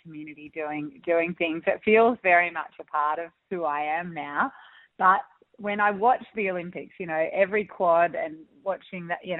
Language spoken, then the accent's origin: English; Olinda, Victoria, Australia; I grew up in the Dandenong Ranges up in Olinda.